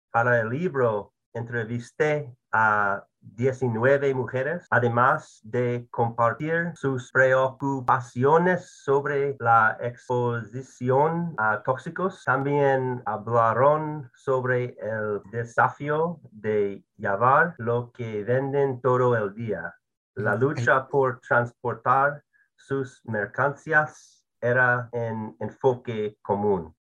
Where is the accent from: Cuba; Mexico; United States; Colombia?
United States; soy blanco, soy estadounidense, soy un hombre